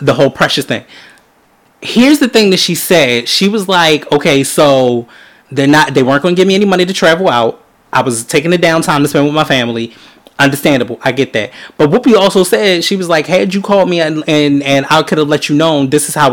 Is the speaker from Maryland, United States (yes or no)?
yes; Baltimore, Maryland, United States; We're from Baltimore